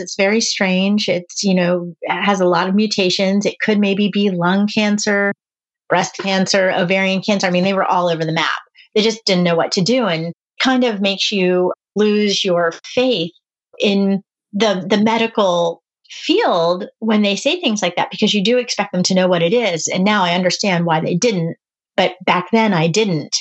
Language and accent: English; East Coast, United States; I'm from the East Coast.